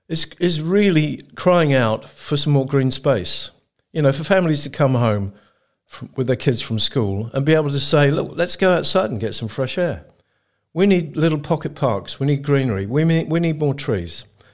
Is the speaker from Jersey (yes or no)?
yes; St Helier, Jersey; I was born in St Helier and raised in the Central District as a child. I work in St Helier and I live in St Helier currently.